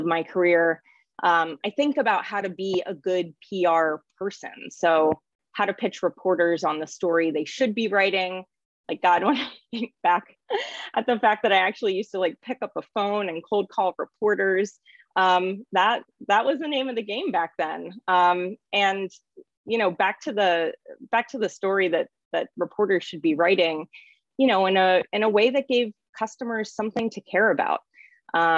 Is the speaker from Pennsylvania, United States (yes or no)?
yes; a small town in rural Pennsylvania, United States; moved away; also born or lived in Syracuse / New York City; growing up in my small town